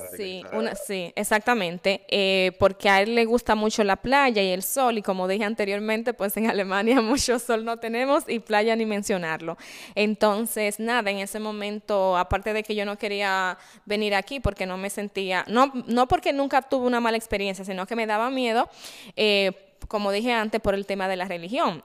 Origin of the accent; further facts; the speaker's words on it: Santiago de los Caballeros, Santiago, Dominican Republic; moved away as an adult; also born or lived in Germany / Cabarete, Dominican Republic; now in Dubai, United Arab Emirates; Yo vengo del Cibao, o Daisy Bao, exactamente de la ciudad de Santiago